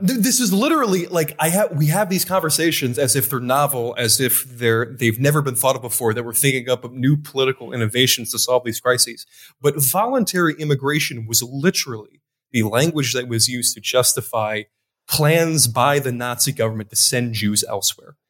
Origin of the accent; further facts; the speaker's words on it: Wisconsin, United States; now in Beirut, Lebanon; I was born in Wisconsin